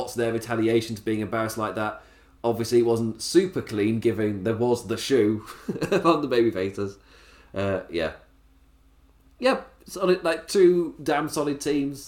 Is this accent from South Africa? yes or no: no; England, United Kingdom; as an Englishman